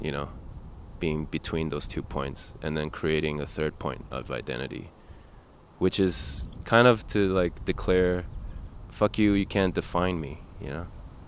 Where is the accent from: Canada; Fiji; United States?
Canada; I'll tell people in Europe I have a Canadian passport, that I'm from Canada, when they ask me where I'm from.